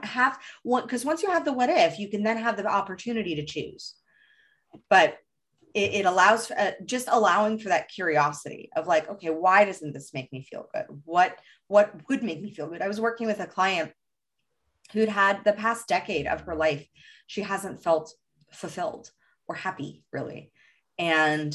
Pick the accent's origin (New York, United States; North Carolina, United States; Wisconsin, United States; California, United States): California, United States; Los Angeles; I grew up in Hollywood